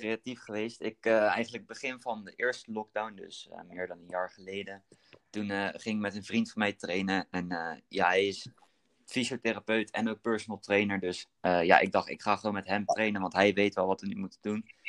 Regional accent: Berkel en Rodenrijs, South Holland, Netherlands; Ik kom uit Berkel, dorpje naast eh, Rotterdam

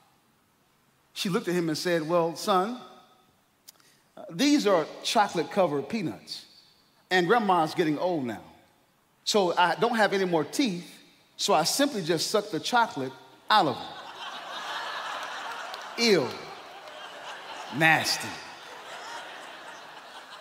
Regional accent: North Carolina, United States; I'm from North Carolina

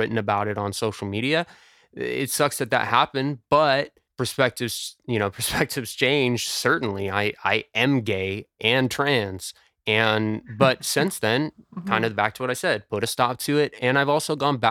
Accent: United States; I am American

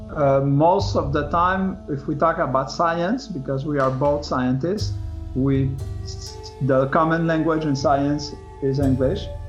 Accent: Canada; We are Canadian using the French language

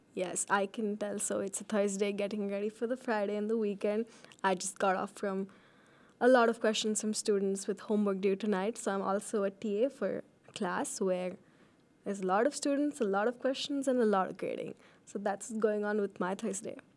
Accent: India; also born or lived in Fargo, North Dakota, United States; now in Ames, United States; I was born in Fargo, North Dakota, but I lived most of my life in India.

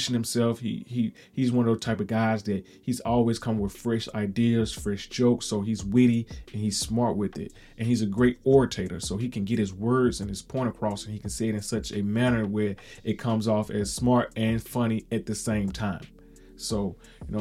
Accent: Mississippi, United States; I am from Mississippi

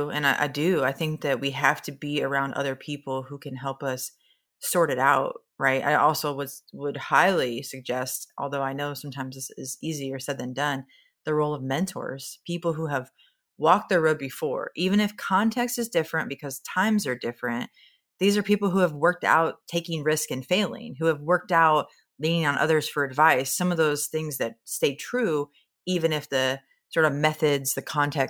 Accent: Nebraska, United States; Again, I'm from Nebraska, so I speak in a lot of farm idioms. And in Nebraska, we talk about the bet the farm kind of risk.

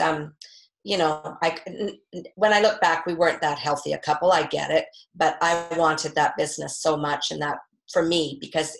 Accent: North Vancouver, British Columbia, Canada; I grew up on the North Shore and we skied a lot at Whistler

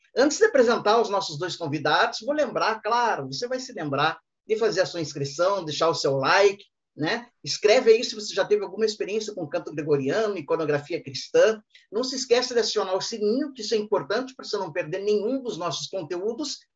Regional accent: Ponta Grossa, Paraná, Brazil; minha cidade natal, Ponta Grossa.

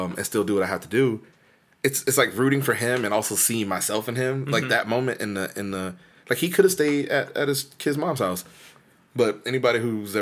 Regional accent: the South, United States; we're from the South

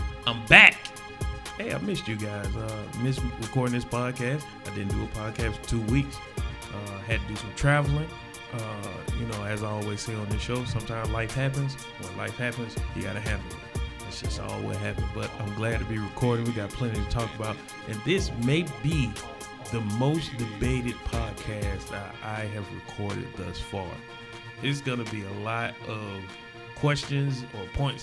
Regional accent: the South, United States; I'm from the South

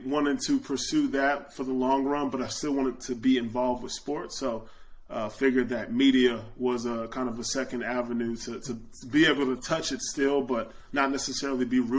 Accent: Dallas, Texas, United States; I'm from the Dallas, Texas area, and I got a scholarship out of high school to the University of Texas

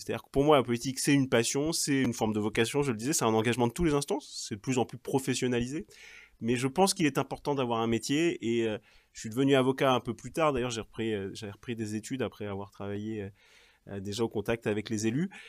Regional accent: Cherbourg, Normandy, France; Mes parents étaient normands, je suis né à Cherbourg, ils étaient de Cherbourg, ou plus exactement d'une petite ville à côté de Cherbourg

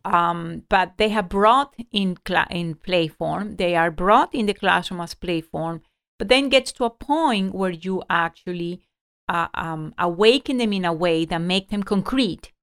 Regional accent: Ecuador; moved away; I grew up in Ecuador

